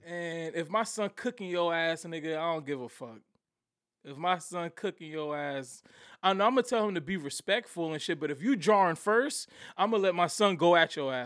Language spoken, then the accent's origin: English; Somerville, United States; also born or lived in Virginia; I went to grade middle school in Somerville when I moved back down here from Virginia